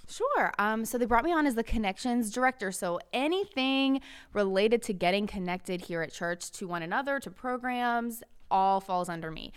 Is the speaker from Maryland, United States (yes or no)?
yes; Maryland, United States; moved away; I'm originally from Maryland